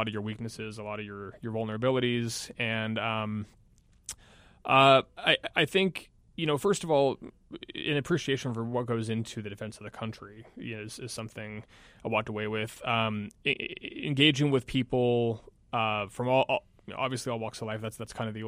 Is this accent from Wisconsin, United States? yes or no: no; about 40 minutes north of Seattle, Western Washington, United States; moved away as an adult; I graduated from high school in Washington, where I'm from Western Washington, about 40 minutes north of Seattle